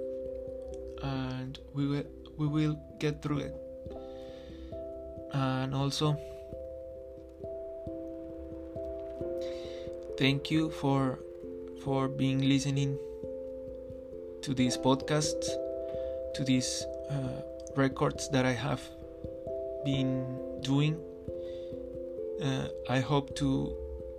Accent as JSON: {"language": "English", "town": "Ocaña", "region": "Norte de Santander", "country": "Colombia", "tie": "born or raised there", "moved": "yes", "said": "my hometown, Ocaña"}